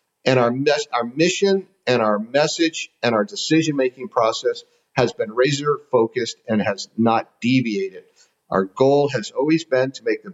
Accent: San Francisco, California, United States; now in Wisconsin, United States; I'm originally from San Francisco

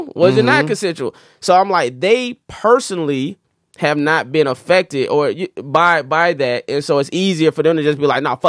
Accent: Florida, United States; hey, I'm a nigga from Florida at the end of the day.

